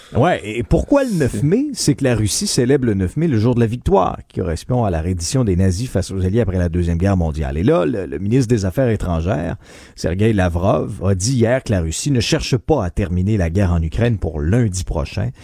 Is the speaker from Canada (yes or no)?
yes; Abitibi-Témiscamingue, Quebec, Canada; je suis originaire de la BTB-Témiscamingue.